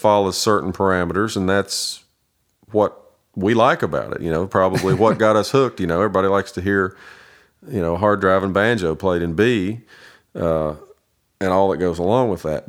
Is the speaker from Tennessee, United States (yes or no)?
yes; Kingsport, Tennessee, United States; also born or lived in Nashville, Tennessee; I was born and raised in Kingsport, Tennessee